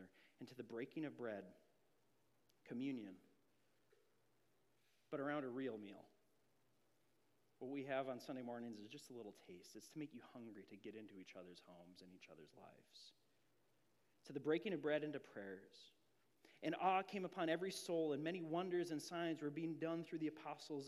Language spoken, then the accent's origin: English; Grand Marais, Minnesota, United States; I moved up to Grand Marais, Minnesota in sixth grade